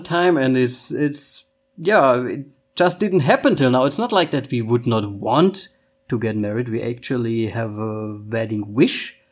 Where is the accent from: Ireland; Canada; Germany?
Germany; first language German; English is a second language; also born or lived in Vienna, Austria; I'm from Austria, or I was born in Austria, but I lived almost my whole life in Germany. So uh, Austria or not Austria, still German is my mother tongue.